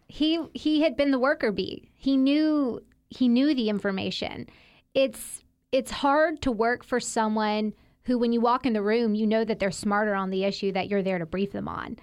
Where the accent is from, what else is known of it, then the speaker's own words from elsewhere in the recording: Mississippi, United States; accent: Southern; moved away as an adult; also born or lived in Washington, D.C.; I'm from there. I grew up there, went to elementary school, middle school